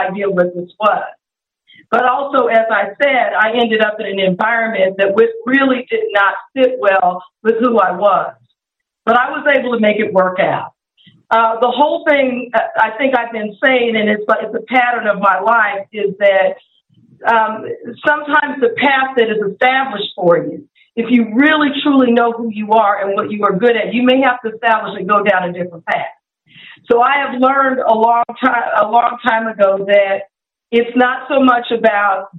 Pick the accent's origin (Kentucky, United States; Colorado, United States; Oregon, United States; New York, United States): Colorado, United States; moved away as an adult; now in Atlanta, United States; I grew up in Colorado